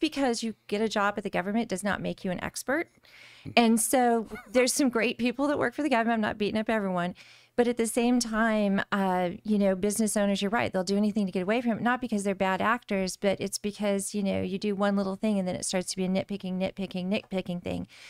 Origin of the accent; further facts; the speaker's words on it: Eloy, Arizona, United States; I grew up in Arizona City in Eloy, Arizona. So, r- rural Arizona in Pinal County